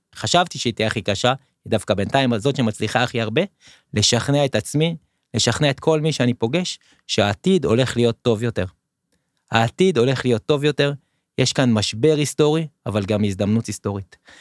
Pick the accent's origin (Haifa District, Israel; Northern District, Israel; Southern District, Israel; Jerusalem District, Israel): Southern District, Israel; Nir Am; moved away as an adult; also born or lived in Netiv HaAsara / Tel Aviv; now in Binyamina, Israel; במקור אני מקיבוץ נירם עד גיל 14, ואז עברנו לנתיב העשרה.